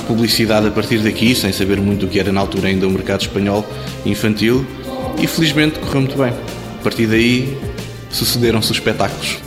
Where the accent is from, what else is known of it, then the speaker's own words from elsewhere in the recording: Portugal; como portugueses